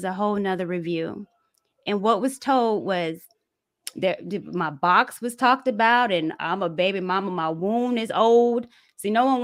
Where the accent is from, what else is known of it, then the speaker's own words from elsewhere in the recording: the South, United States; I'm from the South, grew up with brothers.